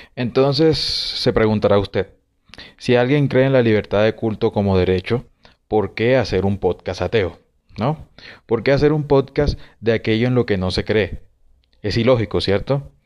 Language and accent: Spanish; Colombia; en Colombia, en mi país